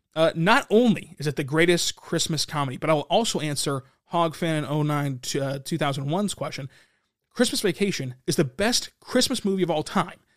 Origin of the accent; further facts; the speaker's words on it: Lawton, Oklahoma, United States; I'm from Lawton. Uh, still live in Lawton